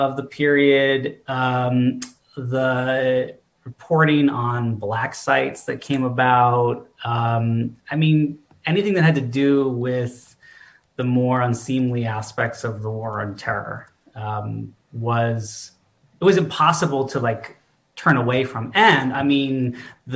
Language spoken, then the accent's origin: English; Westchester County, New York, United States; moved away; I grew up in Westchester County, New York, north of New York City in the 90s